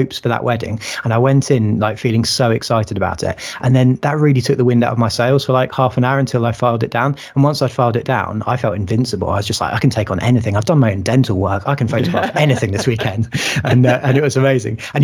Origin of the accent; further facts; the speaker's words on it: Sussex, South East England, United Kingdom; I grew up in Sussex